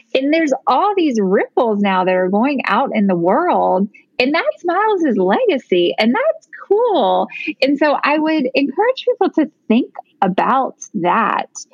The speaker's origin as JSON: {"language": "English", "region": "Virginia", "country": "United States", "tie": "born or raised there", "also_born_or_lived": "Tennessee", "moved": "as an adult", "said": "we lived in Tennessee and then moved to Virginia. One of the main reasons that we moved is that my family is in Virginia. So, we now live in my hometown"}